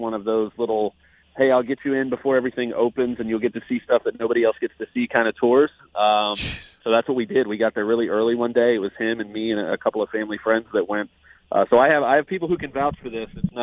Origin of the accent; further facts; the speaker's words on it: Tampa, Florida, United States; I'm born and raised in Tampa.